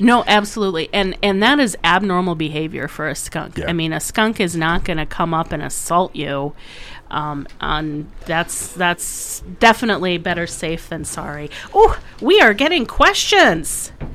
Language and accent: English; Waterloo, Iowa, United States; moved away as an adult; also born or lived in Sioux Falls, South Dakota; I grew up in near Waterloo and went to college and med school in Iowa City